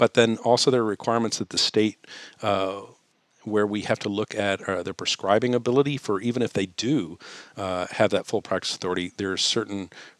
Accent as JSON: {"language": "English", "region": "Texas", "country": "United States", "tie": "born or raised there", "said": "I grew up in Texas"}